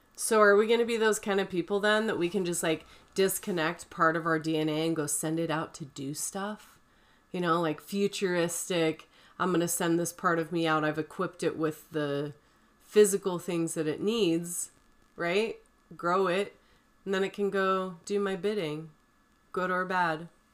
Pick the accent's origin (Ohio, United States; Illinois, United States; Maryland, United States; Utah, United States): Utah, United States; St. George; I grew up in Saint George